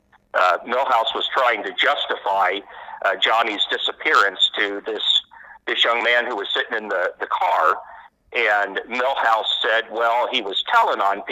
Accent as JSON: {"language": "English", "town": "Des Moines", "region": "Iowa", "country": "United States", "tie": "born or raised there", "said": "I grew up in Des Moines, and I live and work in West Des Moines now."}